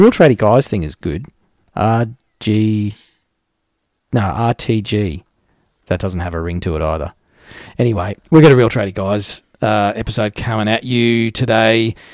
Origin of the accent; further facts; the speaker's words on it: Australia; I'm an Australian